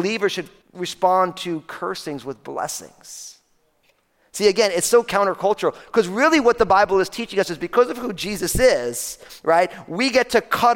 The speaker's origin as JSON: {"language": "English", "region": "New Jersey", "country": "United States", "said": "I'm from New Jersey"}